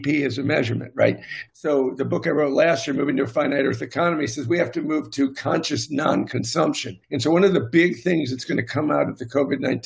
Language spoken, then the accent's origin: English; United States